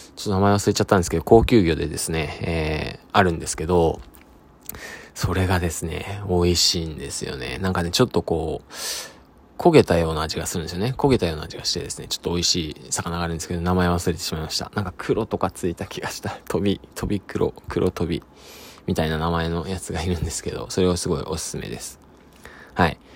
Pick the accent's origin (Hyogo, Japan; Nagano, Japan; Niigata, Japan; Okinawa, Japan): Niigata, Japan; Sado; moved away; 僕佐渡島出身